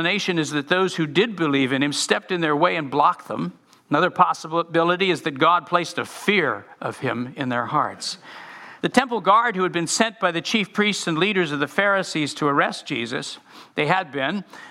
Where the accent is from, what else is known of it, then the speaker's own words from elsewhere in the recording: United States; I had never been in an oppressed culture particularly before as an American.